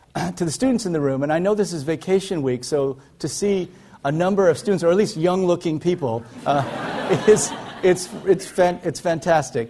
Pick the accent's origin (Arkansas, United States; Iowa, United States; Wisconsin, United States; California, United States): Iowa, United States; moved away; also born or lived in South Korea; I grew up in Iowa, in the middle of, uh, of the United States, in a very rural area.